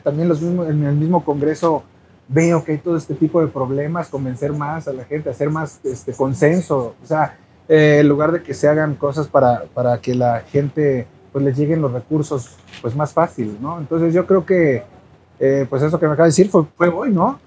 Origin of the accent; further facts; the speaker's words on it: Cuernavaca, Morelos, Mexico; soy de Cuernavaca